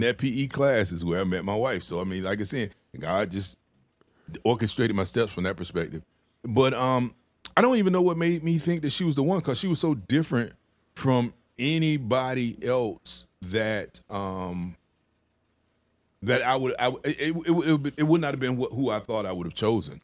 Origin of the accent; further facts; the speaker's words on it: the South, United States; moved away; I'm from the South